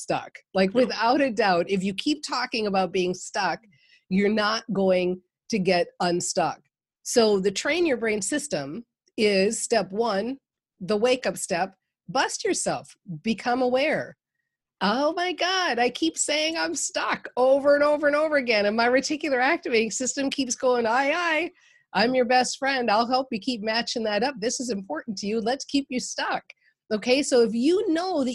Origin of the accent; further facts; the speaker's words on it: Minnesota, United States; I'm from Minnesota